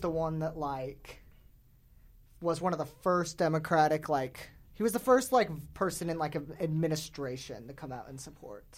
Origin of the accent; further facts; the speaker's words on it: South Jordan, Utah, United States; grew up in Daybreak, which is supposed to be like a liberal oasis.